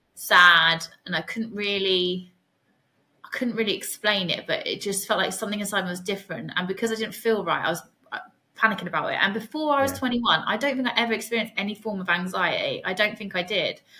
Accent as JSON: {"language": "English", "area": "Suffolk", "region": "East of England", "country": "United Kingdom", "also_born_or_lived": "Hull", "said": "I'm from Suffolk"}